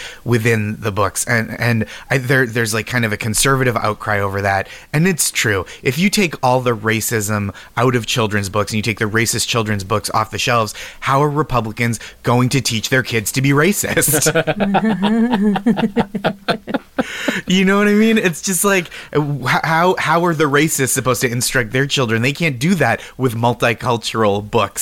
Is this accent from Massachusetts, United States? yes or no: yes; Boston, Massachusetts, United States; now in New York City, United States; I grew up in Boston